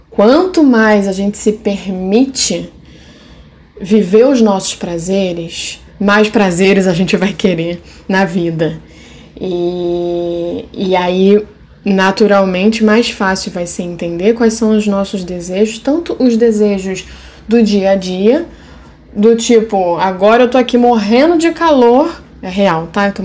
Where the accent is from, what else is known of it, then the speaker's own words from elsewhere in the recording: Haiti; Porque, como haitiana, de novo me remetendo ao Reich